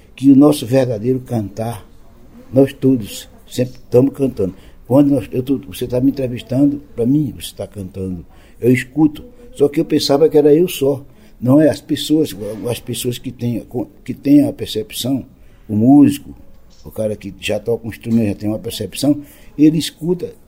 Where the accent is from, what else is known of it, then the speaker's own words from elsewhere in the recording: Lagoa da Canoa, Alagoas, Brazil; na minha terra, eu com meus sete para oito anos, aquela criança que já nasceu curiosa